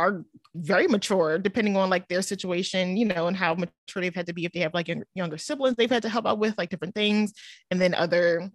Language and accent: English; Cheltenham, Pennsylvania, United States; now in Cinnaminson, United States; I grew up in Cheltenham